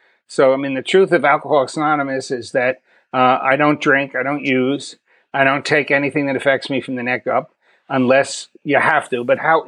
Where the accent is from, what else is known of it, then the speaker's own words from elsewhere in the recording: New York City, New York, United States; born there; also born or lived in Long Island / Miami Beach; now in Texas, United States; So I was born in New York City. We moved around a lot. Crazy household. Mother is an alcoholic. She left me with my grandparents. I lived in New York, Long Island, Miami Beach.